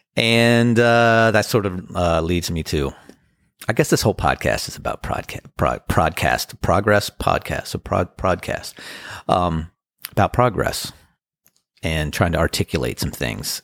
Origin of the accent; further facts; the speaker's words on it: Annapolis, Maryland, United States; First time ever playing in Annapolis. That's my hometown